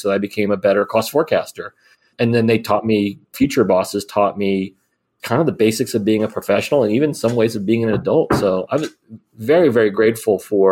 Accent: Miami, Florida, United States; I grew up in Miami, Florida.

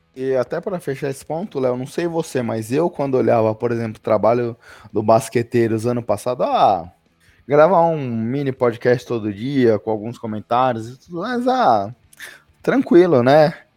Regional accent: Brazil; a gente é brasileiro

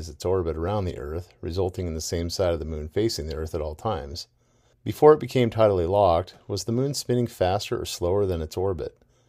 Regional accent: Alaska, United States; I'm from Alaska.

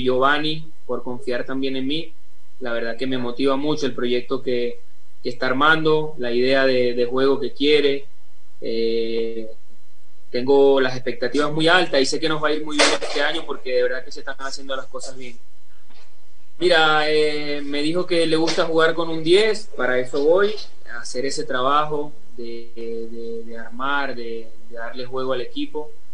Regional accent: Venezuela; moved away; el venezolano necesita visa para entrar a Ecuador

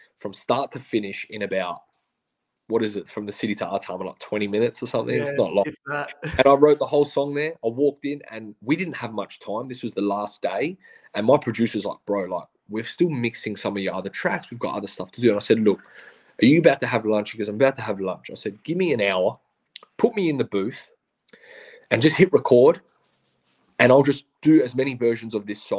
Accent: Australia; we're Australian

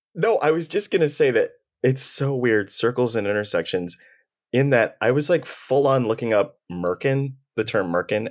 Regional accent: Texas, United States; I'm from the north side of town

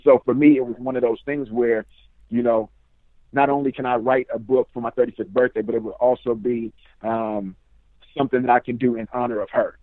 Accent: Richmond, California, United States; now in Sacramento, United States; I'm from Richmond, California, now residing in Sacramento

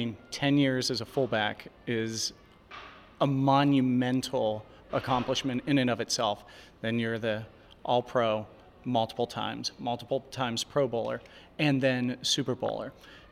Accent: Harmony, Pennsylvania, United States; I'm from Harmony in Zillionople. It was divided by a street.

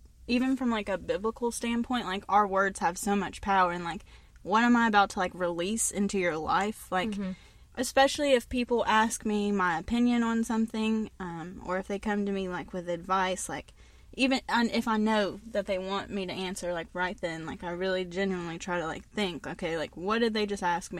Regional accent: West Virginia, United States; also born or lived in North Carolina; I was born in North Carolina, and then my mom moved back to West Virginia, and we moved in with her grandma, my great-grandmother, so she helped take care of me a lot

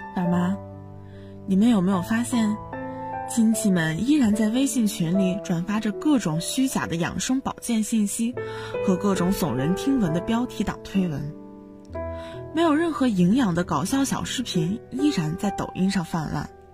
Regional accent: Baoji, Shaanxi, China; moved away as an adult; now in Nanjing, China; 来自陕西宝鸡。我在南京大学

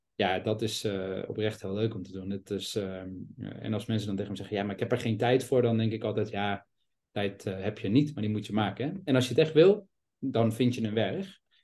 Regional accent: Amsterdam, North Holland, Netherlands; ben geboren en opgegroeid in Amsterdam

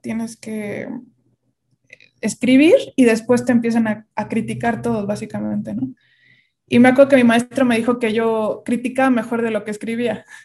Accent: Querétaro, Mexico; moved away as an adult; now in Mexico City, Mexico; yo nací en la Ciudad de México, pero a los cuatro años me fui a vivir a Querétaro. Bueno, me llevaron y, y, y pues crecí allá

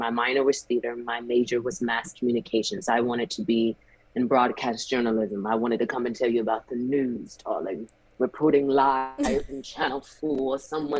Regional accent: the South, United States; child, I grew up in the South where there's a big family and we have barbecues and cookouts.

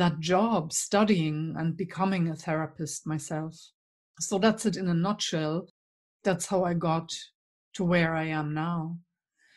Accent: East Germany, Germany; accent: German; English is a second language; moved away as an adult; you will have picked up my accent. So I'm German originally. And in fact, I grew up behind the wall.

